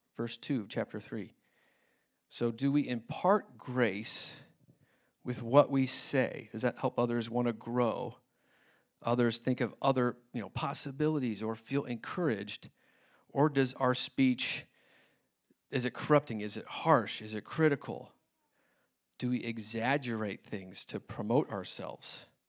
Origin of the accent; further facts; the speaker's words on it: Indianapolis, Indiana, United States; also born or lived in China; now in Kansas City, United States; I grew up in Indianapolis